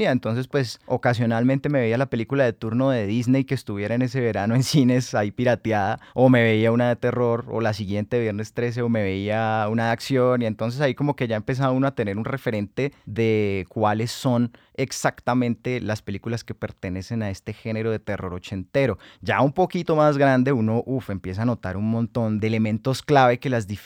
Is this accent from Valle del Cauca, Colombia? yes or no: yes; Cali, Valle del Cauca, Colombia; todos somos caleños. Yo crecí en el centro